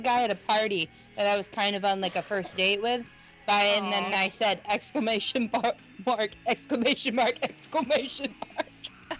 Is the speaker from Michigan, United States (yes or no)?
yes; West Michigan, United States; I'm from West Michigan